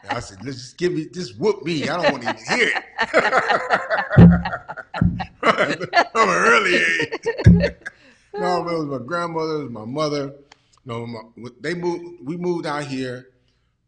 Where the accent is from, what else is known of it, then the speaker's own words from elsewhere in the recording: San Francisco, California, United States; also born or lived in Fort Worth, Texas / Dallas, Texas; I grew up in the Fillmore District in San Francisco. My mother moved us out here from Dallas, Texas, from Fort Worth, Texas. When I was about 5 years old